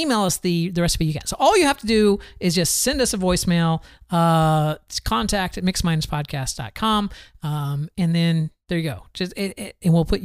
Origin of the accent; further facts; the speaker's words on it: the South, United States; I am from the South